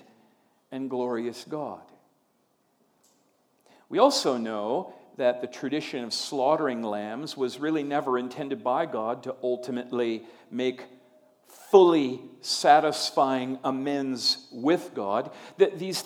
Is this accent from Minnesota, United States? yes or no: yes; Minnesota, United States; moved away; being a Minnesotan